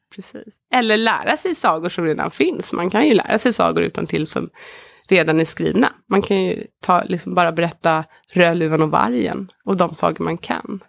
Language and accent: Swedish; Sweden; som svensk